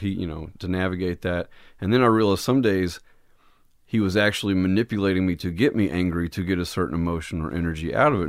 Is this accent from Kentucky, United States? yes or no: yes; Jackson, Kentucky, United States; moved away; Originally, I'm from a little town in southeast Kentucky